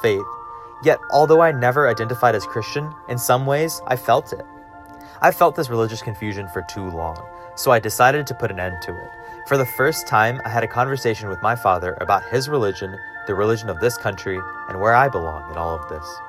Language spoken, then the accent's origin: English; Alabama, United States; growing up in Alabama as a first generation Hindu American